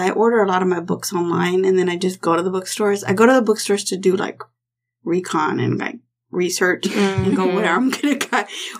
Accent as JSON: {"language": "English", "country": "United States", "tie": "born or raised there", "said": "I grew up in Northside"}